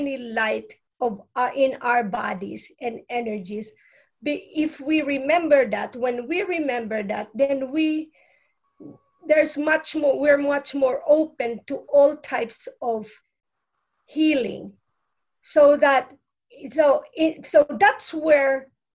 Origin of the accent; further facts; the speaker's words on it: Philippines; now in United States; I'm come from the Philippines. Our lineage has a lot of intuitive ways of healing